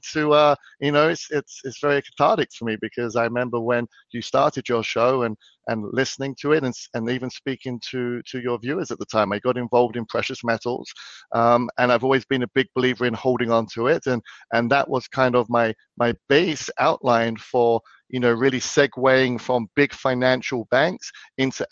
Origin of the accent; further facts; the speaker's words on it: London, United Kingdom; moved away; I'm originally from London, England, from the UK. So a little bit about me. I grew up in a rural part of London